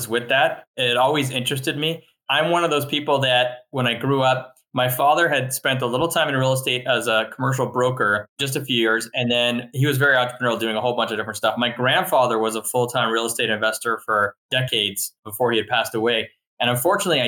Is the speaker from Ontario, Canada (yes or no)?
no; Montreal, Quebec, Canada; now in United States; I'm originally from Montreal and I kind of spent half my life growing up there and then moved here